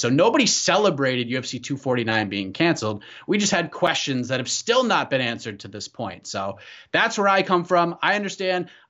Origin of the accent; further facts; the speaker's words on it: Burlington, Massachusetts, United States; I grew up in Burlington